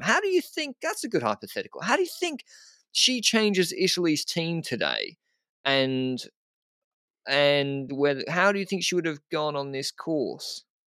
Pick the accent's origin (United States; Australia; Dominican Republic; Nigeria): Australia; as an Australian